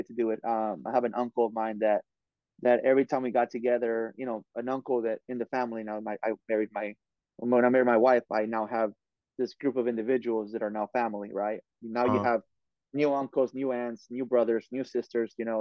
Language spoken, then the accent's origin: English; Oxnard, California, United States; I went to every single school there was in Oxnard, you know, and I'm from Oxnard